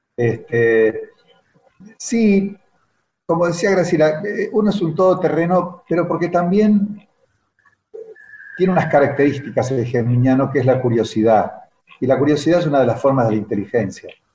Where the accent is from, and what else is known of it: Argentina